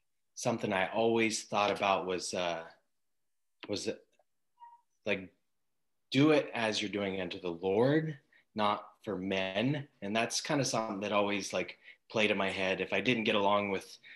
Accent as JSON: {"language": "English", "town": "Coeur d'Alene", "region": "Idaho", "country": "United States", "tie": "born or raised there", "also_born_or_lived": "Athol, Idaho", "said": "I grew up in Coeur d'Alene until about junior high, and then I moved out to Athol and then came back when I was 18."}